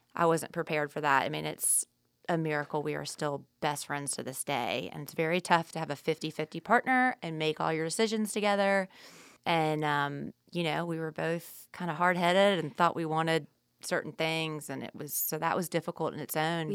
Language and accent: English; the South, United States; we grew up in the South